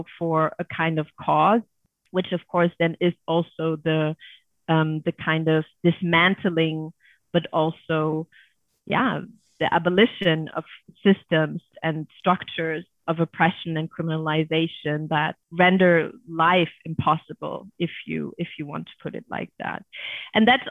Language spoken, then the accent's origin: English; Germany; Growing up in Germany